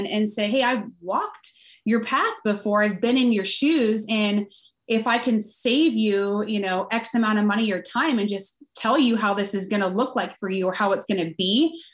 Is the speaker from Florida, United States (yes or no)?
no; Southern California, United States; now in Fort Collins, United States; I grew up in Southern California